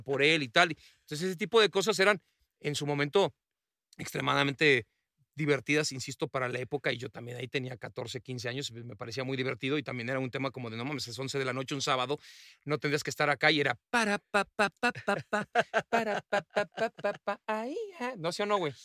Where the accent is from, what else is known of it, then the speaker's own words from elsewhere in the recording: Mexico; se habla con, con nuestro acento